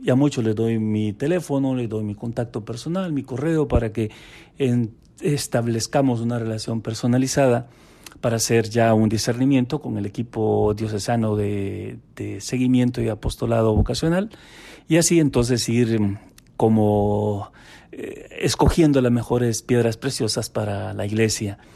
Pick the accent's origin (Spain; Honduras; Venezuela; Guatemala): Honduras; Tenemos más de 100 sacerdotes salidos de mi tierra, es decir, de mi diócesis